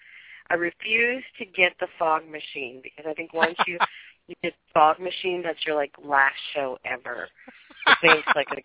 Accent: Perry County, Indiana, United States; my hometown, the Candleton show we do, and I'm from Perry County

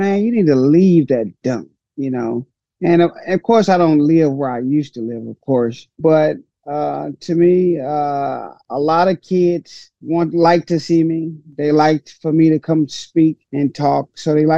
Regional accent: St. Louis, Missouri, United States; I grew up in Hyde Park area, high crime area

